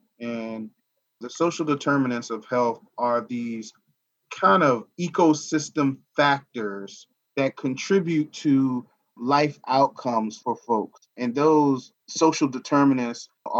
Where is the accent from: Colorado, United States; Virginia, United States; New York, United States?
Virginia, United States; Charlottesville; moved away as an adult; now in Northern Virginia, United States; I'm born and raised in Charlottesville, but I currently am in the Northern Virginia area